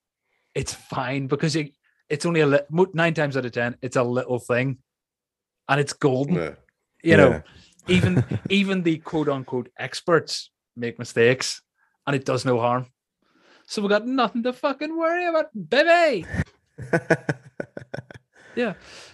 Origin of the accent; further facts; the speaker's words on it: Ireland; an Irishman